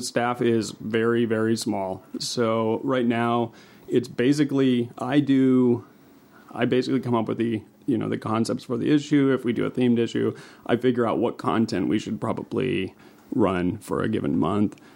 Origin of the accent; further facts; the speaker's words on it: West Texas, United States; also born or lived in New Mexico / Seattle / Alaska; now in Helena, United States; I'm from New Mexico, or and West Texas is where I grew up